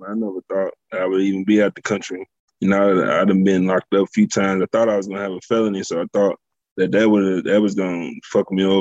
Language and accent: English; Jeffersonville, Indiana, United States; also born or lived in Louisville, Kentucky; I grew up in Southern Indiana, born in Louisville. Right across the Ohio River. It's a small city called Jeffersonville. That's where I grew up